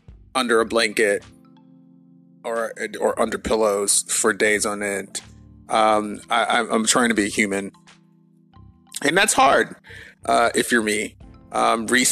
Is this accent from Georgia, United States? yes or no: yes; Atlanta, Georgia, United States; my hometown of Atlanta